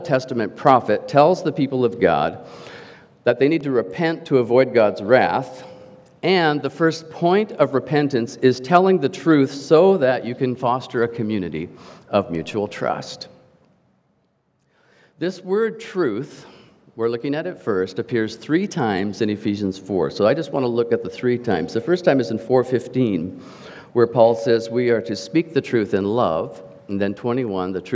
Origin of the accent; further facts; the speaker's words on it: Canada; As a Canadian, I was given the privilege and growing up through school of learning French